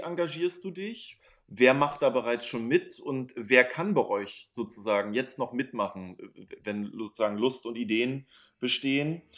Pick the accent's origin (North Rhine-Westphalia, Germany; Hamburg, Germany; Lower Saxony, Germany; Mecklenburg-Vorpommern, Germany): Mecklenburg-Vorpommern, Germany; Schwerin; now in Berlin, Germany; Ich komme aus Schwerin.